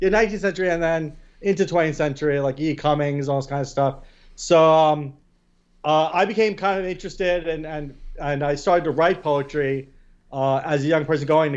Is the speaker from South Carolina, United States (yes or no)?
no; New York City, New York, United States; I was born in Staten Island.